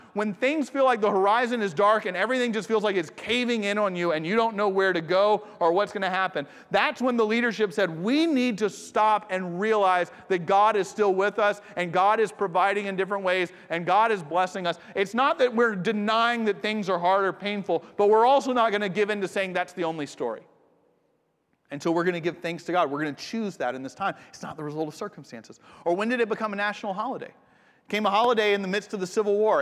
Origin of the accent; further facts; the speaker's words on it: United States; also born or lived in Japan; I'm from America